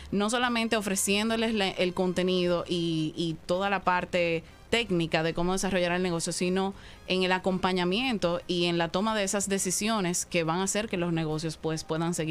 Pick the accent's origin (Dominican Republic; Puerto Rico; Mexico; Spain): Dominican Republic; soy más dominicana que el plátano, cualquier cosa también.